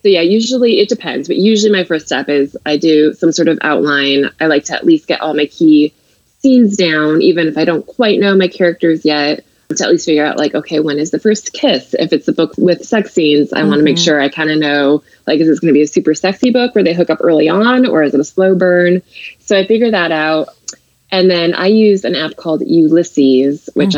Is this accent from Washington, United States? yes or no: yes; Seattle, Washington, United States; moved away as an adult; now in New York, United States; I'm actually from the Seattle area